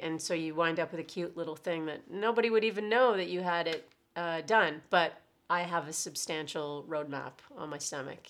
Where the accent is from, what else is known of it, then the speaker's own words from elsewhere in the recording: Oshawa, Ontario, Canada; also born or lived in Toronto; I was from Oshawa and I did not wanna move back into my parents' house